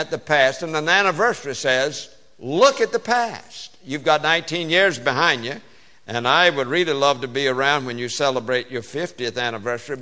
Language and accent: English; the South, Southern United States, United States; accent: Southern; I speak Southern. English is my second language.